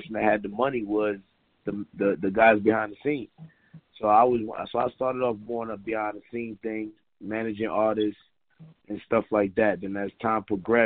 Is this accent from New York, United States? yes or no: yes; New York City, New York, United States; also born or lived in Queens, New York; I'm originally from Brooklyn, but I've been living in Queens half my life, so 50-50 Brooklyn.